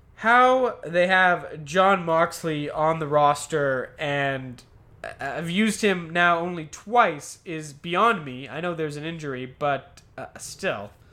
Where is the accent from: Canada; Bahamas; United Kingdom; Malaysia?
Canada; I'm Canadian.